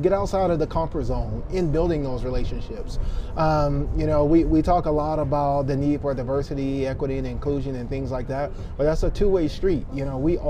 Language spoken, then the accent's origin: English; Tuscaloosa, Alabama, United States; I'm from Tuscaloosa, Alabama